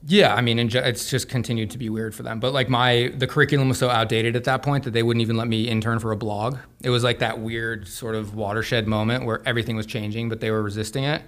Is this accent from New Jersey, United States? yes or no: no; Santa Fe, New Mexico, United States; I grew up in Santa Fe, New Mexico.